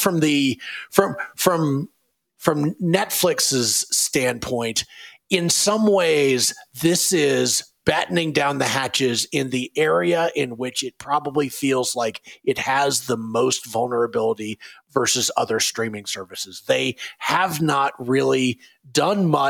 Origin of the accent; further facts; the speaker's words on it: Raleigh, North Carolina, United States; I grew up in Raleigh, North Carolina